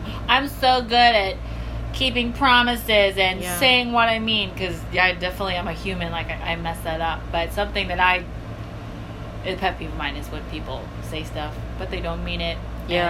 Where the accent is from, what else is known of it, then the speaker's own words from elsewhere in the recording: Virginia, United States; also born or lived in China; I'm from Virginia